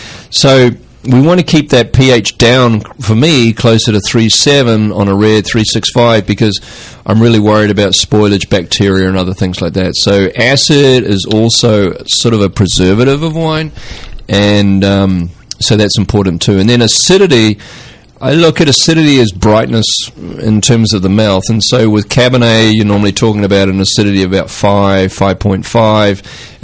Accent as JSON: {"language": "English", "country": "New Zealand", "lives_now": "California, United States", "said": "And I came from New Zealand, I'm like, dude, it's not going to get ripe."}